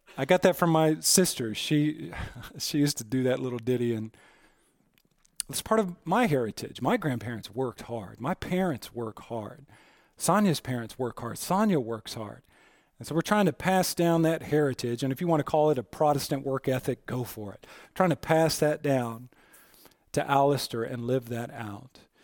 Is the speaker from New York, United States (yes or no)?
no; Aurora, Colorado, United States; I was born in Aurora Presbyterian Hospital in Aurora, Colorado